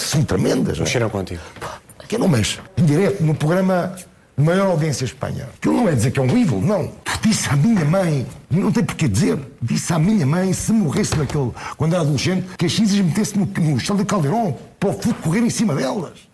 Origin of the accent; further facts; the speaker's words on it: Portugal; E eu sou português